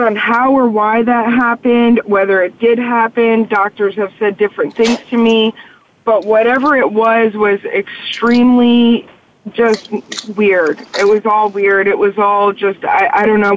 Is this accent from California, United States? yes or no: yes; La Quinta, California, United States; I'm from La Quinta, California